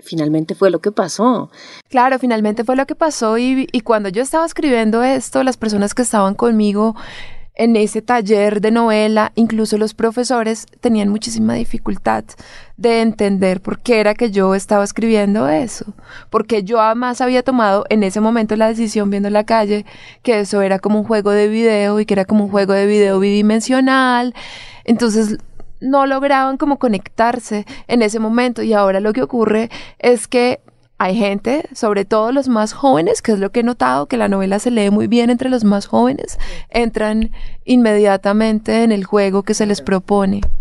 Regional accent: Bogotá, Colombia; moved away; yo venía del lugar de donde vengo, de Colombia, claro está, de Bogotá, pero también de un pueblo muy pequeñito que vivía, pues que vive de los rurales, o sea, un pueblo no rural, que vive de los cultivos, que vive del café, mi papá es carnicero.

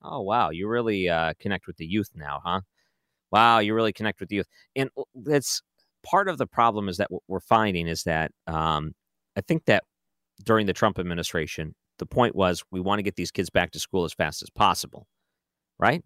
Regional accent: Detroit, Michigan, United States; I grew up in Detroit

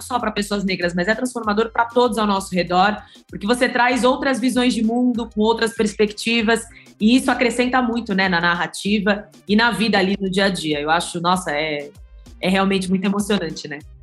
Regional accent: São Paulo, Brazil; eu sou aqui de São Paulo

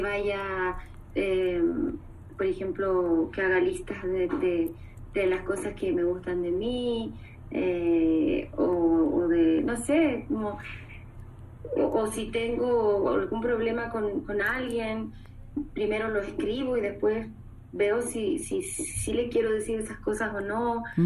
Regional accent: Chile; yo soy una chilena

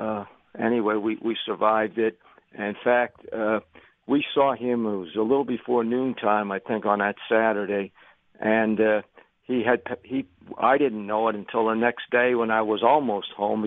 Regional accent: Philadelphia, Pennsylvania, United States; growing up in the Philadelphia area

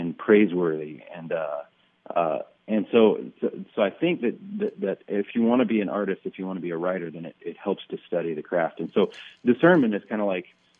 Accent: North Florida, United States; now in Nashville, United States; I grew up mostly in North Florida

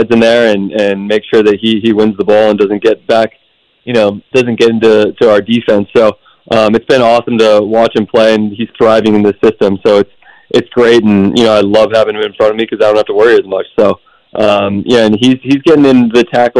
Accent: California, United States; I'm from California, so when I was growing up, the Rams were in L.A.

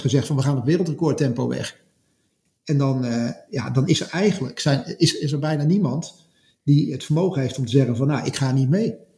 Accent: Netherlands; als Nederlander, of als, als West, als, zeg maar, wij kan bijna zeggen als West-Europeaan

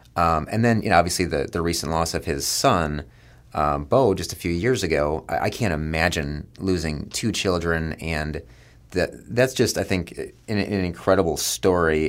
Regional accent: Dallas, Texas, United States; moved away; I grew up in West Dallas and around a lot of blue-collar guys.

